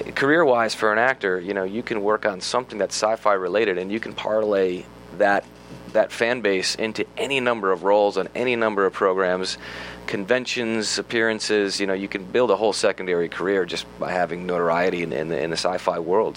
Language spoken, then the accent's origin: English; United States; being an American actor